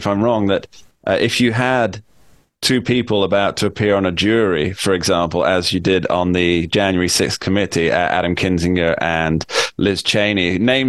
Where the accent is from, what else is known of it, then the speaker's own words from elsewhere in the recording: United Kingdom; I'm from the UK